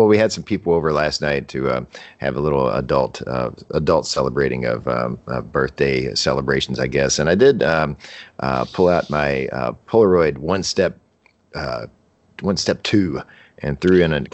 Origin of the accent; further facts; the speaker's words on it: Louisville, Kentucky, United States; I like this town. I've lived here my whole life